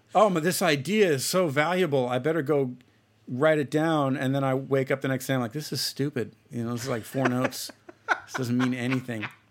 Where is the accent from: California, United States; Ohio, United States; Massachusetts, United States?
Ohio, United States; Celina; moved away; I'm from a, a small town in Ohio. It's called Salina. Um, it's spelled with C E L I N